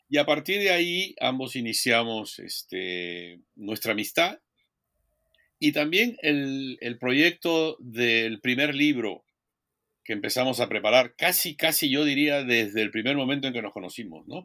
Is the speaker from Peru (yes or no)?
yes; Peru; moved away as an adult; also born or lived in Minnesota, United States; now in Oregon, United States; soy historiador peruano, formado en la Universidad eh, Nacional Federico Villarreal y la Pontificia Universidad Católica del Perú